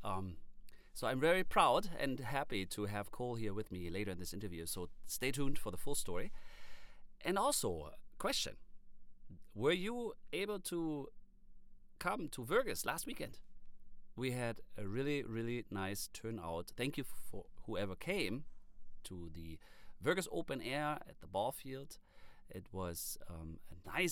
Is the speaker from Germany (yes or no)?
yes; Germany; now in Detroit Lakes, United States; I'm from Germany, and when I moved to Detroit Lakes area